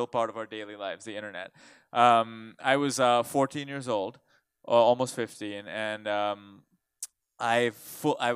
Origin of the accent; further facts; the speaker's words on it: India; now in United States; I grew up in India